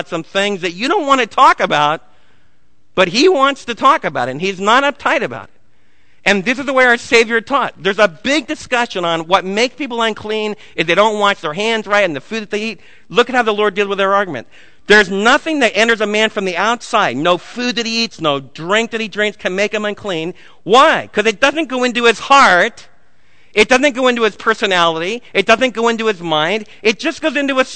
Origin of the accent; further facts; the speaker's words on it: New Jersey, United States; moved away; when I was raised in New Jersey